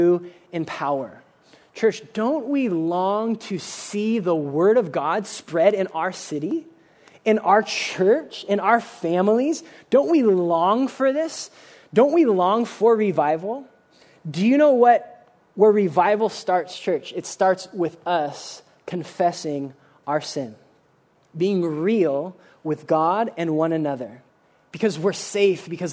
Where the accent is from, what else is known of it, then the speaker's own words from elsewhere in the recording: United States; we are really, really guilty as American Christians